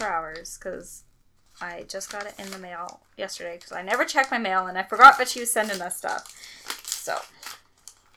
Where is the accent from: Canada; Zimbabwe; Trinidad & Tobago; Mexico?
Canada; I'm a Canadian girl